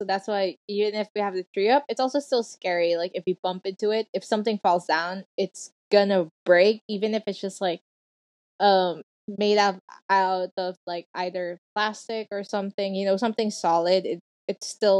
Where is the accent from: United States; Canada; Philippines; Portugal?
Philippines; accent: Filipino; Oh my gosh, my Filipino accent is coming out.